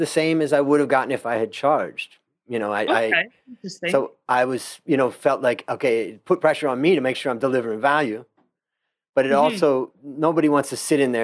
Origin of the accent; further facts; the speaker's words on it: Ohio, United States; moved away as an adult; now in Thailand; a friend of mine that I grew up with when I grew up in Ohio